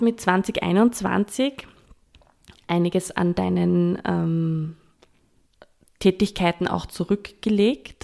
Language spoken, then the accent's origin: German; Upper Austria, Austria; ich komme ja aus ähm, einem landwirtschaftgeprägten Umfeld. Ich habe eine Godi, die hat eine Landwirtschaft und äh, war auch in der HBLA Ellenberg, so landwirtschaftliche Schule bei uns in Oberösterreich